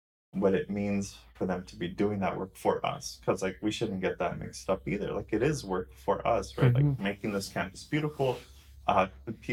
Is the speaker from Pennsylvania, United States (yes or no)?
no; Orange County, California, United States; I grew up in Orange County